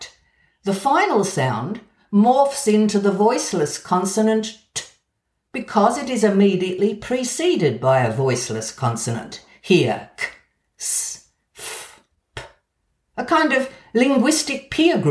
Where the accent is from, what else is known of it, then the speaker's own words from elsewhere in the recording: Australia; accent: Australian; moved away; also born or lived in Edinburgh; my Australian accent.